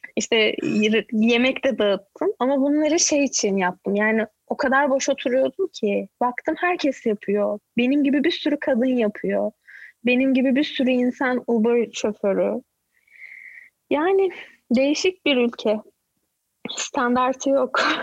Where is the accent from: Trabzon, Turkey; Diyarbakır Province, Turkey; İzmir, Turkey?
İzmir, Turkey; Izmir, Turkey; moved away as an adult; also born or lived in Ankara / Istanbul; now in Canada; Ankara'da doğdum ama İzmirliyim. Çok küçük yaşta İzmir'e göçtük. Ee, orada doğdum, yani orada büyüdüm diyeyim. Lise, üniversite hayatım İzmir'de